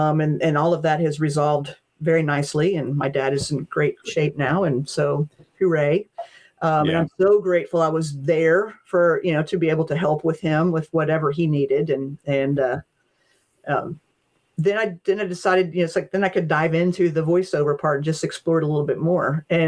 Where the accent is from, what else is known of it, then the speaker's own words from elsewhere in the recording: Appalachia, United States; My great grandmother told stories. That's just part of, you know, growing up in Appalachia, you know